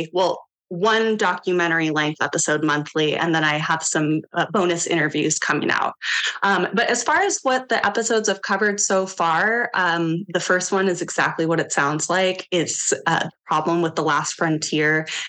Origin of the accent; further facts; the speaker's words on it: Homer, Alaska, United States; my upbringing in Homer